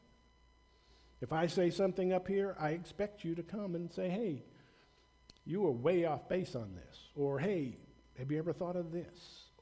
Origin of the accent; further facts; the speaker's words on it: the South, United States; I grew up in the South, you know, during the 60s, during the race riots, and I'm white